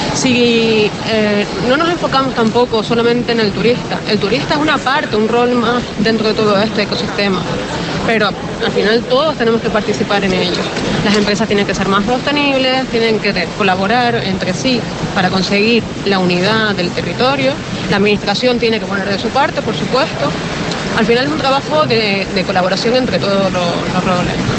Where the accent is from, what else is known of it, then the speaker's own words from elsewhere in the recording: Canary Islands, Spain; nosotros tenemos como Canarias, destino turístico que somos potentes